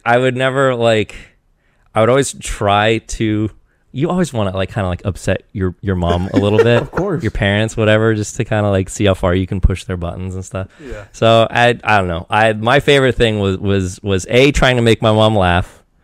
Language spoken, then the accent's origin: English; Eastern Washington, United States; I grew up in Eastern Washington